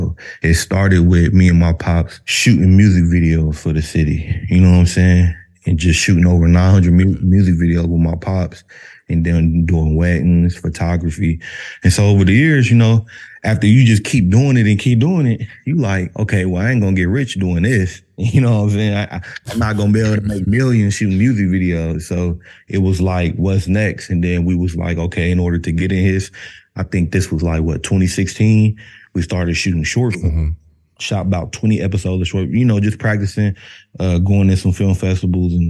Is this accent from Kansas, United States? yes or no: yes; Wichita, Kansas, United States; from Wichita, Kansas, man. In the middle of the map. Kansas